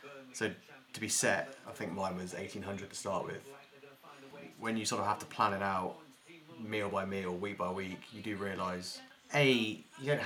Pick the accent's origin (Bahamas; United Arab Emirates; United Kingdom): United Kingdom; being British